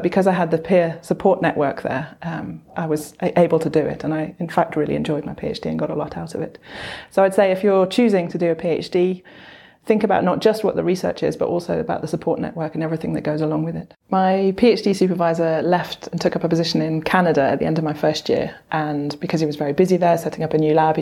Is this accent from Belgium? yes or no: yes; Brussels, Brussels-Capital Region, Belgium; moved away as an adult; also born or lived in London, United Kingdom / Padua, Italy; now in Sheffield, United Kingdom; I grew up in Belgium, in Brussels.